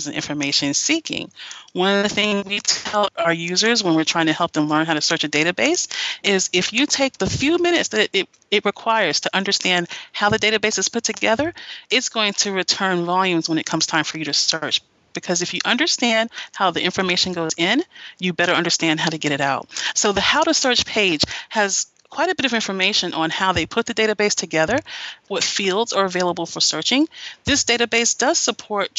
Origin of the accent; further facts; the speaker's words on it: Greensboro, North Carolina, United States; I'm from North Carolina. My family's from North Carolina, and I grew up in Greensboro.